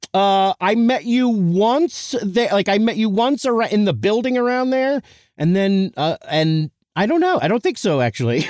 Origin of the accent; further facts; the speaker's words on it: Eastchester, New York, United States; I grew up in East Chester, a s, small town, the best